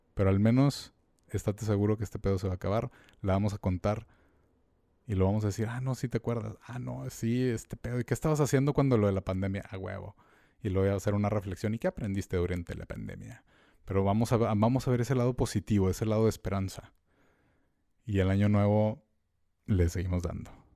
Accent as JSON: {"language": "Spanish", "country": "Mexico", "said": "nosotros como mexicanos"}